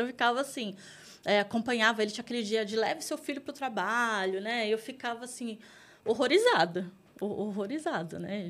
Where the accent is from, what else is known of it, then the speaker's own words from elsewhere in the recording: Taboão da Serra, São Paulo, Brazil; eu vim de Taboão da Serra, a gente estava até falando isso uhum. agora há pouco. Para quem não conhece, Taboão da Serra tá ali entre a Zona Oeste e a Zona Sul de São Paulo. É uma cidade periférica aqui de São Paulo. Então, eu cresci ali